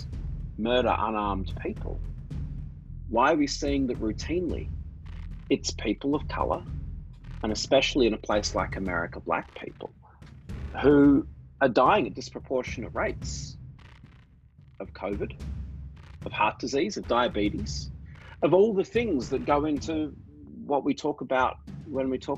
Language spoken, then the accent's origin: English; Australia; moved away as an adult; now in New York City, United States; So as you can probably tell from my accent, I grew up in Australia